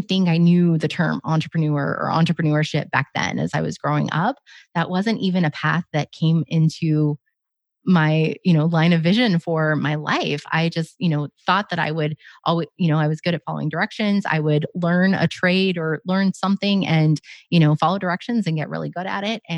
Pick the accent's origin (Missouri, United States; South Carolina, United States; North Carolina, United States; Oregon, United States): Oregon, United States; I grew up in Oregon